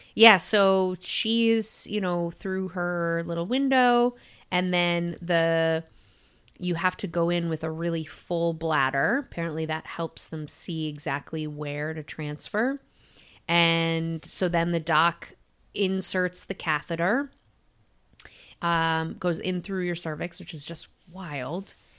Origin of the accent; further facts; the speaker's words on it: Syracuse, New York, United States; my hometown of Syracuse, New York.